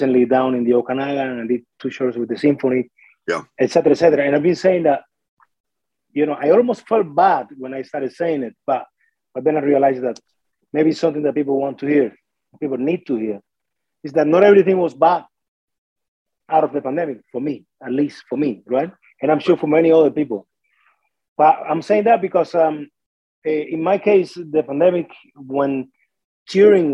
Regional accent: Artemisa, Cuba; English is a second language; moved away as an adult; now in Smithers, Canada; I am from a town about 50 minutes, about an hour outside of Havana City. It's called Artemisa, in Cuba

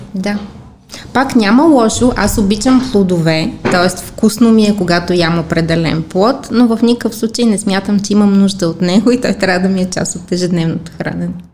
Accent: Bulgaria; аз като всички българи

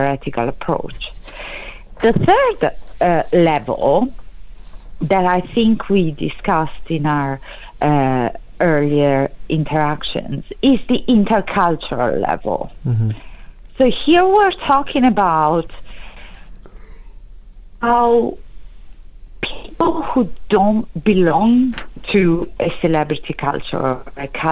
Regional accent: Italy; accent: Italian; English is a second language; moved away; I think it's quite clear that I'm Italian, for example, as due to my accent. So I can use my Italian roots

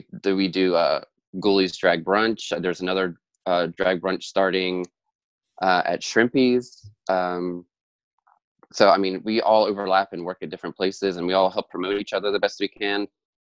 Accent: Delaware, United States; Like, it's so weird, like saying that I'm from Delaware, and because you wouldn't think like Delaware has like all this drag

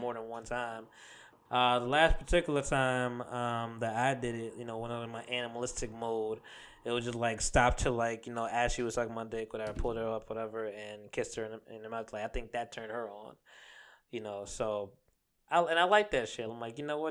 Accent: Jamaica; I am Jamaican

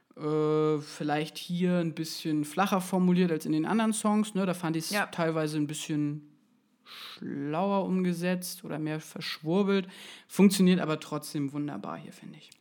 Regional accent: Schleswig-Holstein countryside, Germany; meiner Jugend im Schleswig-Holsteiner Hinterland

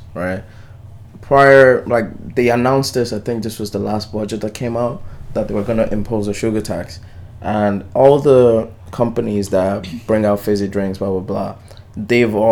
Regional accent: Nigeria; now in Ireland; me growing up in Nigeria

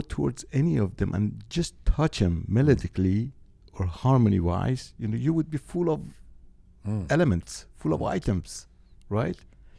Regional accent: Tehran Province, Iran; God, for an 8 years old kid, Iranian.

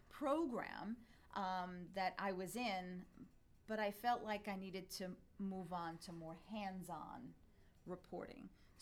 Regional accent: Italy; English is a second language; So, when I was growing up, like I was telling you, I didn't speak English when I went to school. So back then in 1980-something, I'm not going to say exactly, there was no ESL class.

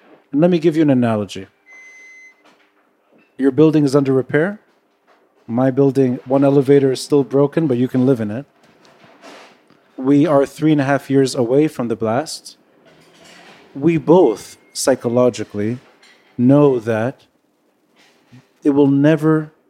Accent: United States; now in Lebanon; I was born in the States. I have a U.S. passport.

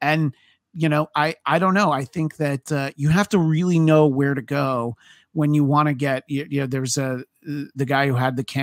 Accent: New York, United States; I'm from New York

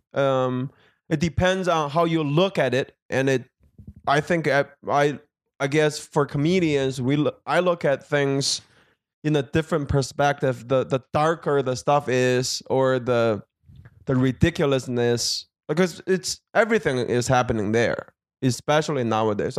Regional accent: Beijing, China; also born or lived in Milwaukee, Wisconsin; now in Los Angeles, United States; I am from, uh, Beijing, China

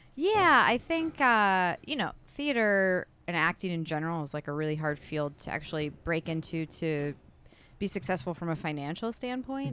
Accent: Milford, Michigan, United States; also born or lived in Southfield / Royal Oak / Kalamazoo / New York; now in Detroit, United States; I grew up in Milford

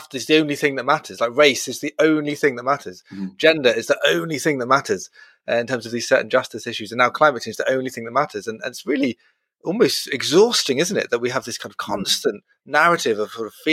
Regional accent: Brighton, South East England, United Kingdom; I'm from Brighton

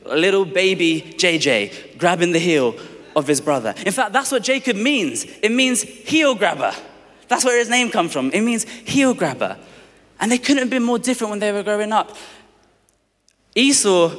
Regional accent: London, United Kingdom; I was born in Tooting in Southwest London

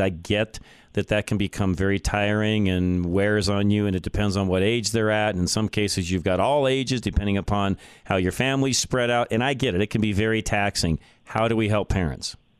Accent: Boulder, Colorado, United States; moved away; It's where I was born. It's where I grew up. I still have uh, businesses there, property, and so on. I don't live there any longer, but I grew up in Boulder, Colorado

